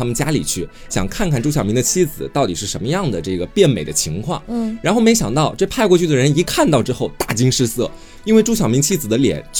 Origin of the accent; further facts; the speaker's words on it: Jing County, Anhui, China; 那不就是我的家乡？